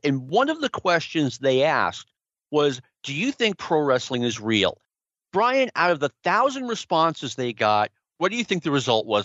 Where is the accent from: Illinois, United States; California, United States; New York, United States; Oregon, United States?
New York, United States; New York City; I was a big Mets fan as a kid growing up in Jackson Heights